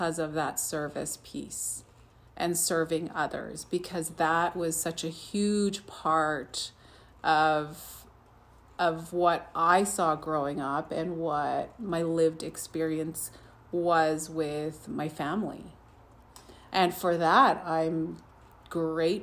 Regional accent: Saddle Lake, Alberta, Canada; also born or lived in Fort McMurray; I even volunteered on my reserve. I'm from Saddle Lake

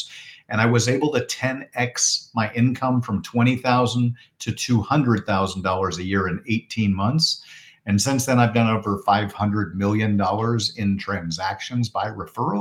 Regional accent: Portland, Oregon, United States; now in Phoenix, United States; I'm from Portland, Oregon originally, which is kind of a rainforest

